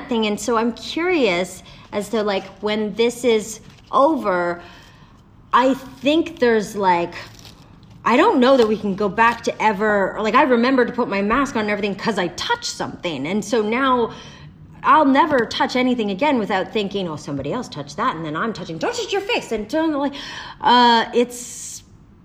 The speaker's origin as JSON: {"language": "English", "country": "Canada", "moved": "yes", "lives_now": "Los Angeles, United States", "said": "I'm Canadian and I'm an actor"}